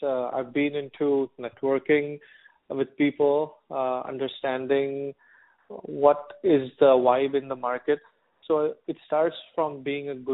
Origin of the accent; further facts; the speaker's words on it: India; moved away as an adult; now in United States; I am from India